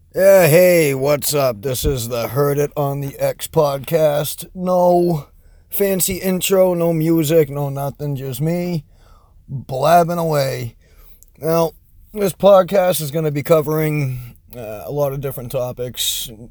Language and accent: English; Massachusetts, United States; accent: Boston; I'm from Massachusetts, so my Boston accent does shine through sometimes